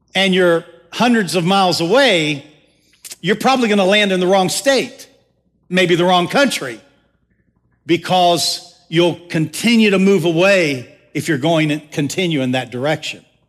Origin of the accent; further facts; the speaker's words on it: the South, United States; accent: Southern; I'm a Southern boy. I'm, I'm really Southern to the core. I just, I try not to let my accent get too